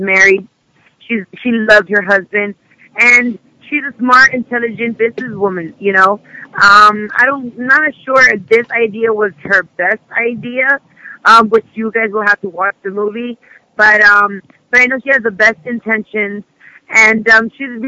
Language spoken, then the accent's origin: English; Miami, Florida, United States; You know, this is hometown. I'm from here